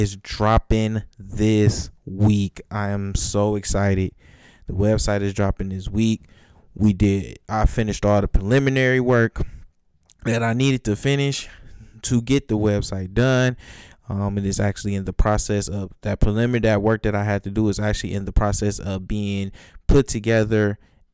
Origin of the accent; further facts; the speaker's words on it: Detroit, Michigan, United States; I never want to forget where I come from North End, Detroit North End. Don't want to forget where I come from, because that neighborhood made me the man that I am today